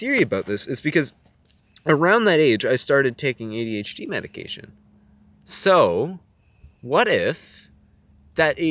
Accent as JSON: {"language": "English", "country": "Canada", "said": "I'm Canadian"}